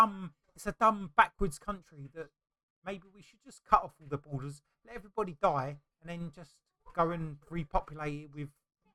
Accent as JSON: {"language": "English", "region": "England", "country": "United Kingdom", "said": "I'm English"}